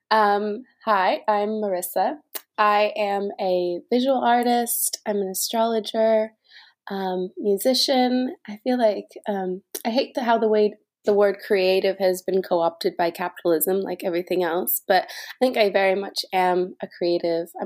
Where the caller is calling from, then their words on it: London, United Kingdom; I currently am living in London, so I'm calling in from East London.